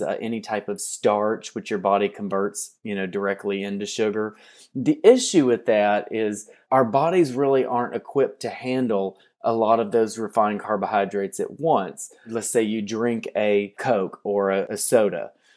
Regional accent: Hopkinsville, Kentucky, United States; moved away; I'm from southwestern Kentucky. One of the reasons I got into nutrition was that you go to my hometown, Hopkinsville

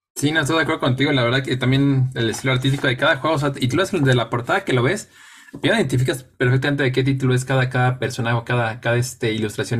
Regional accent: Mexico; jugadores mexicanos

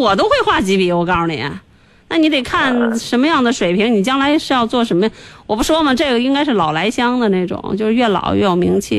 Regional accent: China; 因为我们中国人多嘛。

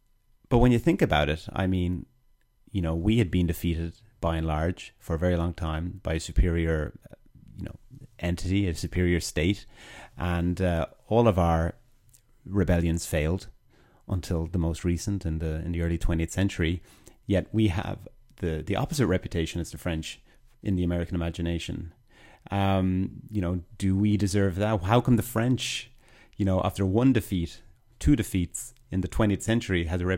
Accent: Ireland; as an Irishman, this may not be a popular thought experiment for any Irish listeners out there

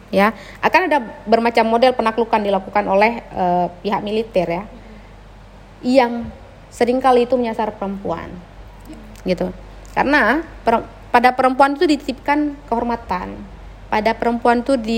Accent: Aceh, Indonesia; Kebetulan aku di waktu kecil itu sempat merasakanlah beberapa kali kontak senjata

